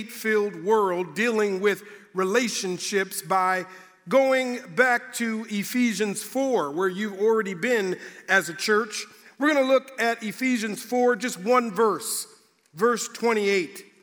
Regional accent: Minneapolis, Minnesota, United States; moved away as an adult; now in Indiana, United States; growing up in Minnesota, it gets cold

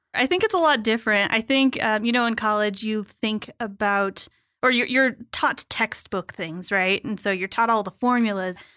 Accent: Tucson, Arizona, United States; in Tucson, where I grew up.

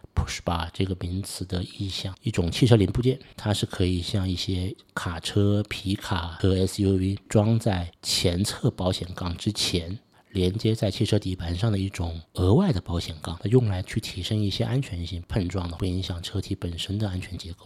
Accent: Suzhou, Jiangsu, China; also born or lived in Beijing; 我今天是十一岁，我和我太太还有一个小男孩，居住在中国江苏苏州。我是苏州人，我九九年到零三年在北京上大学。大学毕业以后我就回到了苏州，那一直在从事着人力资源信息化相关的工作

